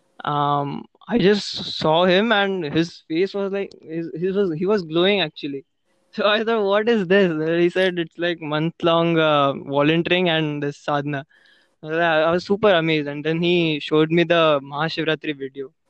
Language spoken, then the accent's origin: English; Pune, Maharashtra, India; I'm from Pune.